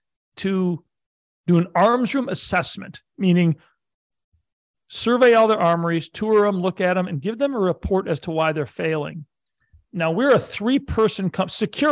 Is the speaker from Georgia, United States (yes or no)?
no; outside of Buffalo, Western New York, United States; also born or lived in California / Syracuse, New York; I grew up in Western New York outside of Buffalo.